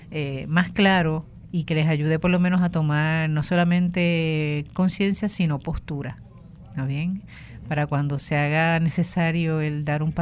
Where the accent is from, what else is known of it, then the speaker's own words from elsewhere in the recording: Aguada, Puerto Rico; also born or lived in Mayagüez; soy de Aguada.